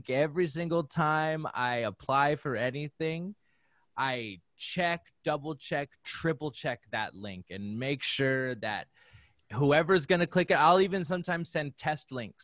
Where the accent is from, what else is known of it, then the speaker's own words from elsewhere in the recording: Saskatoon, Saskatchewan, Canada; it's in my hometown